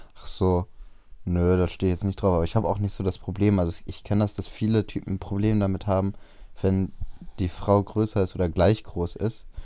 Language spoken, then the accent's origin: German; Bremen, Germany; bei uns in Bremen auf dem Freimarkt